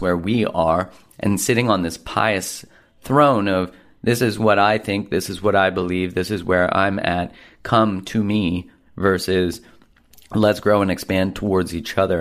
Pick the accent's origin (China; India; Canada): Canada; being a Canadian